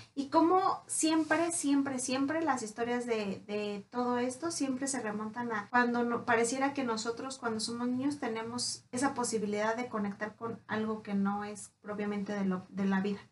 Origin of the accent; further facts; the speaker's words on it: Mexico; nosotros como, como cultura mexicana